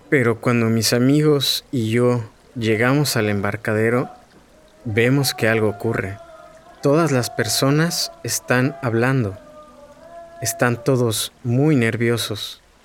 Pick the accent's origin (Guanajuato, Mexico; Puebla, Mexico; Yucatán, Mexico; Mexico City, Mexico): Mexico City, Mexico; soy de Xochimilco, un barrio en el sur de la Ciudad de México